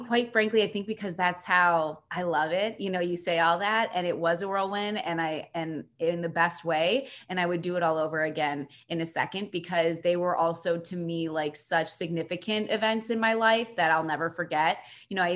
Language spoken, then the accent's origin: English; Chicago, Illinois, United States; also born or lived in Milwaukee, Wisconsin; living in my home city, covering my hometown team